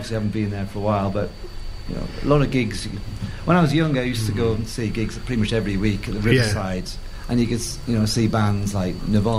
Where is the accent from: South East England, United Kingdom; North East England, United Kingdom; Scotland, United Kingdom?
North East England, United Kingdom; Tyneside; accent: Geordie; also born or lived in London; now in Peterborough, United Kingdom; I'm from Tyneside.